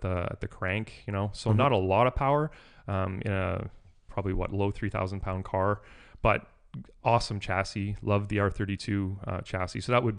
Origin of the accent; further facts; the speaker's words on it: East Coast, United States; When I was in high school, growing up in the East Coast where there isn't a lot of money necessarily, having a car period was considered cool.